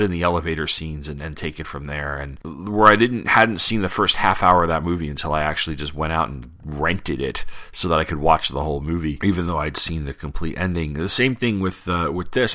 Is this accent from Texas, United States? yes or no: no; Long Island, New York, United States; when I was a kid uh, growing up on Long Island